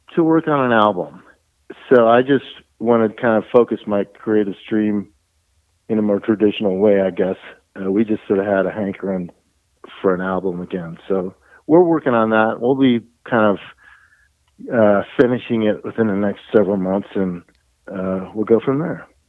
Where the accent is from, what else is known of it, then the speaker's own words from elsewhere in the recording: Colorado, United States; we're from Colorado